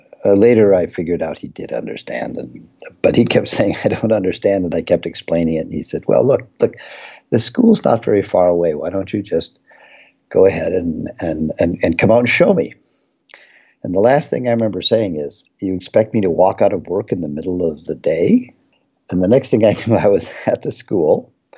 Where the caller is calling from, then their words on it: College Park, Maryland, United States; I'm dialing in from College Park, Maryland, where we have the TRACE Center.